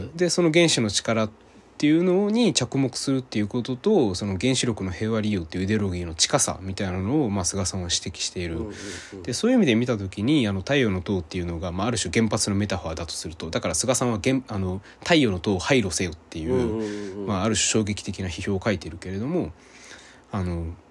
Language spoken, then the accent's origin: Japanese; Hirakata, Osaka, Japan; 僕は大阪でしかも枚方とかがあの地元なのでうん、で枚方ってすごい近いんですねあそこから、だから小さい頃から腐るほど見てるんですよ